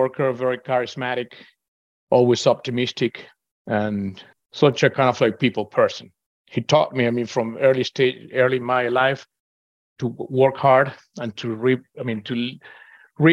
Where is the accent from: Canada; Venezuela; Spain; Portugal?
Venezuela; moved away as an adult; now in Houston, United States; I'm originally from Venezuela.